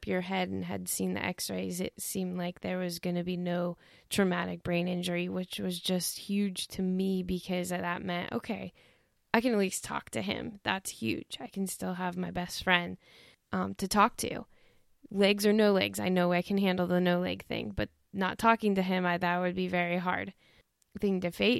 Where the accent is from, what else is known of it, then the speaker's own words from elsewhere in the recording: Toledo, Ohio, United States; now in Dayton, United States; I grew up in Toledo and we moved down to Dayton.